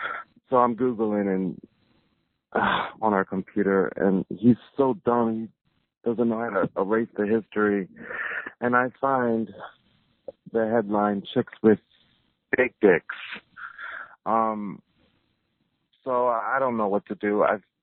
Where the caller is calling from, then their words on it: New York City, New York, United States; I am calling from New York City.